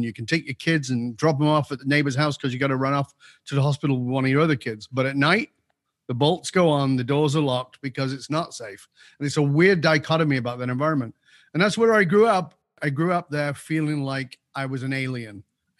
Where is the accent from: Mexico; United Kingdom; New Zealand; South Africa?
United Kingdom; England; So, yeah, I was born in Northern